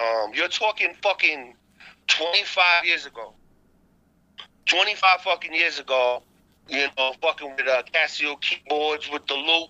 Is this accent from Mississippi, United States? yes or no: no; New York City, New York, United States; moved away; also born or lived in Korea; I'm from originally from Staten Island, New York.